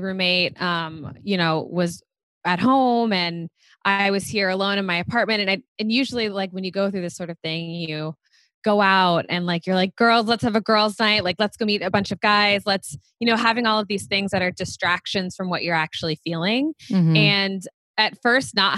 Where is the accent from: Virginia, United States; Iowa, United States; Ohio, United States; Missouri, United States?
Ohio, United States; Cincinnati; moved away as an adult; now in New York, United States; I'm originally from Cincinnati, Ohio, but I've been in New York for almost 9 years at this point